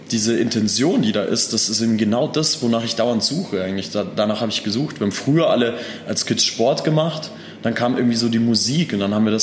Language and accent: German; Austria; Ich komme eigentlich aus Österreich. Ich bin